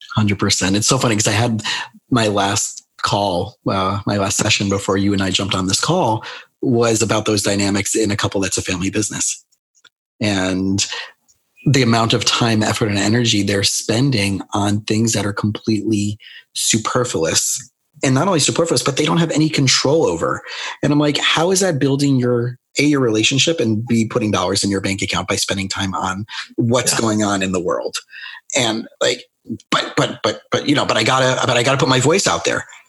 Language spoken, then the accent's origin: English; South Florida, United States; also born or lived in Scranton, Pennsylvania; I grew up in South Florida